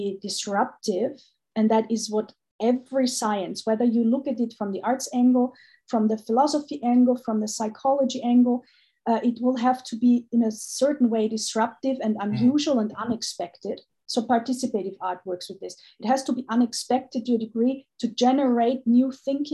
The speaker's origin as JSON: {"language": "English", "country": "Austria", "tie": "born or raised there", "said": "I was born in Austria, but I've never felt like an Austrian"}